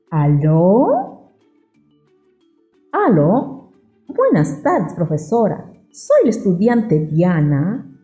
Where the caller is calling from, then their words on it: La Arena, Piura, Peru; Soy estudiante de La Arena, región Piura.